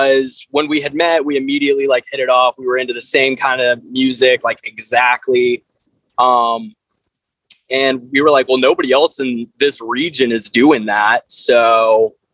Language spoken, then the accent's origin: English; Conway, South Carolina, United States; also born or lived in Myrtle Beach, South Carolina; I grew up right outside of Myrtle Beach in a small town called Conway